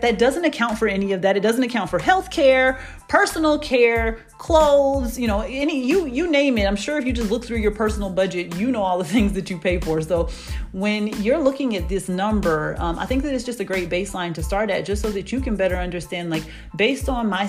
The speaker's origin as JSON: {"language": "English", "town": "Atlanta", "region": "Georgia", "country": "United States", "said": "I am from Atlanta and that's where I live."}